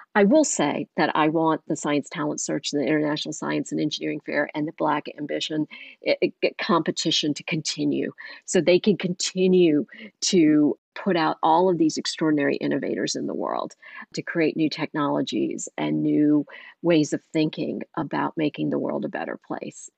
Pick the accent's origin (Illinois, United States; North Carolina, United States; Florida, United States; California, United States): North Carolina, United States; Eastern; growing up in Eastern North Carolina